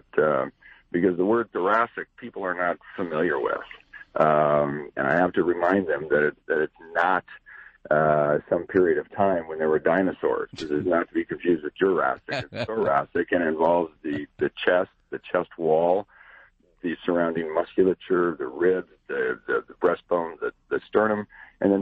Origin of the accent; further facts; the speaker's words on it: Cody, Wyoming, United States; moved away; I grew up outside a little town out by Yellowstone Park called Cody, Wyoming